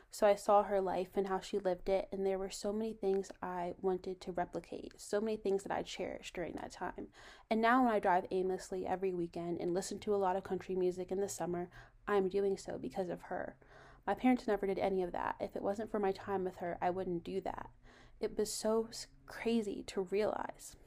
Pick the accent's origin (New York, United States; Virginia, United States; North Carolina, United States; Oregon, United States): Virginia, United States; I'm from Virginia